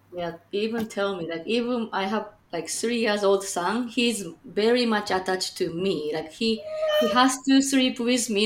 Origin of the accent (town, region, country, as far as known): Japan; also born or lived in Chicagoland, Illinois, United States; now in Chicago, United States